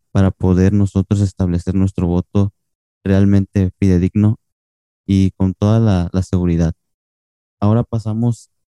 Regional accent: Cancún, Quintana Roo, Mexico; Perdón, soy de Cancún, no me había presentado.

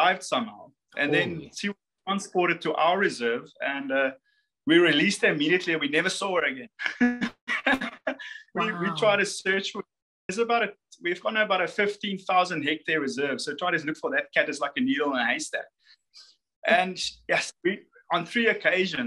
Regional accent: South Africa; we in South Africa

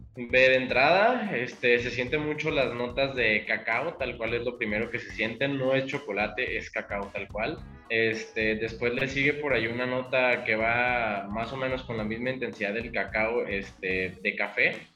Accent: Michoacán, Mexico; now in Jalisco, Mexico; Yo soy de Michoacán

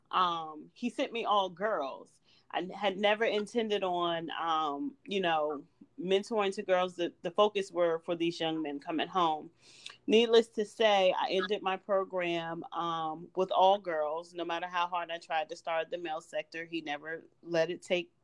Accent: Washington, District of Columbia, United States; moved away as an adult; also born or lived in Baltimore, Maryland; I am a Washington, D.C. native

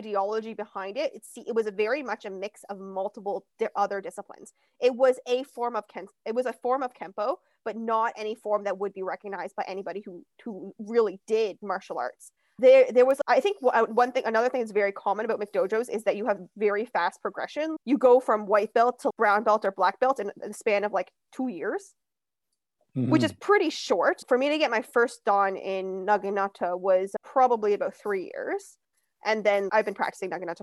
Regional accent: Ilderton, Ontario, Canada; also born or lived in London, Ontario; now in Toronto, Canada; I grew up in a small town called Ilderton, Ontario

